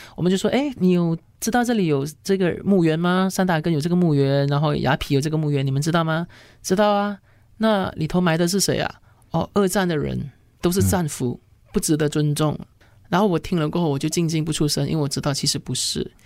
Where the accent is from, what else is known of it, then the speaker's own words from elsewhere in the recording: Malaysia; 我们马来西亚人